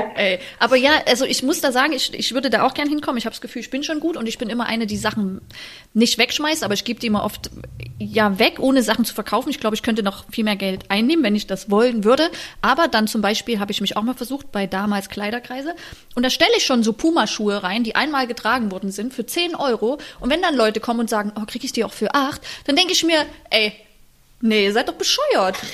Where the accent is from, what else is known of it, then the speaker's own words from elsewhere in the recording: Germany; also born or lived in Paris, France; ich bin auch eine Deutsche